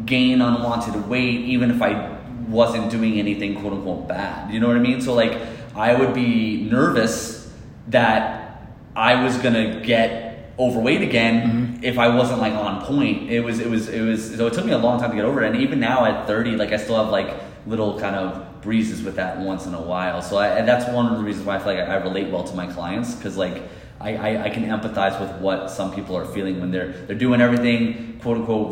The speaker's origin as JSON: {"language": "English", "area": "Queens to Long Island", "region": "New York", "country": "United States", "tie": "born or raised there", "said": "we moved from Queens to Long Island. So I used to live in Queens and we used to walk everywhere"}